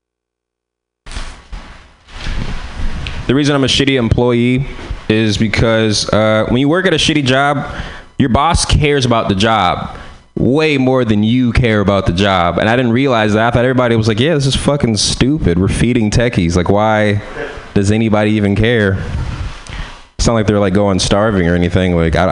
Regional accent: San Francisco, California, United States; I'm from San Francisco

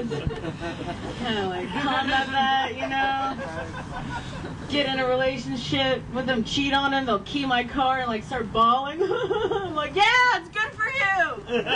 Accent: Ohio, United States; moved away; I grew up in Ohio.

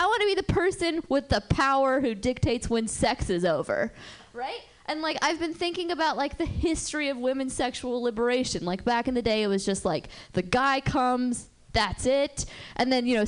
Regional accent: Berkeley, California, United States; I'm from Berkeley, and I'm Jewish. And growing up, just the most awesome temple

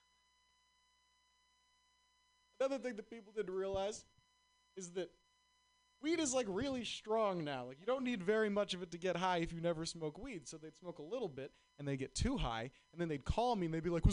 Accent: Boston, Massachusetts, United States; moved away; I'm from Boston

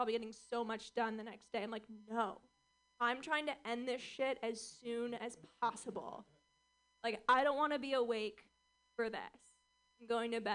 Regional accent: Orange County, California, United States; I grew up in Orange County, California, which is strange.

